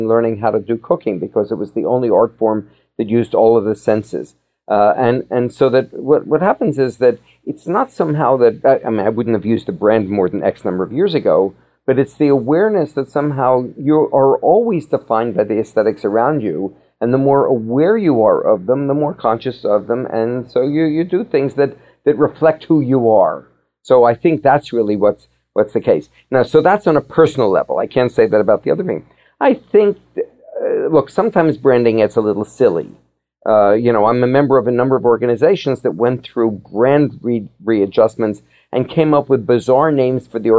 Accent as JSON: {"language": "English", "town": "Philadelphia", "region": "Pennsylvania", "country": "United States", "tie": "born or raised there", "said": "Growing up in Philadelphia, I was Quaker educated"}